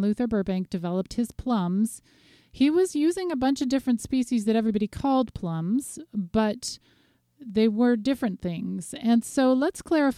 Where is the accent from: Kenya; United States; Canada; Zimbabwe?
Canada; Ontario; my home province, Ontario